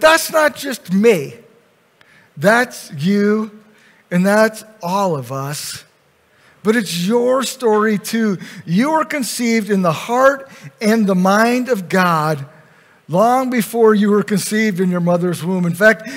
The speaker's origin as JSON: {"language": "English", "town": "Grand Rapids", "region": "Michigan", "country": "United States", "tie": "born or raised there", "said": "Kent County, Michigan, I was born in Grand Rapids"}